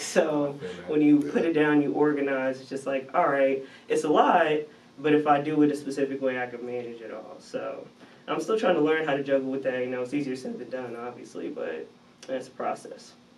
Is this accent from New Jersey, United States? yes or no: yes; New Jersey, United States; I'm from Jersey, so okay. it's just East Coast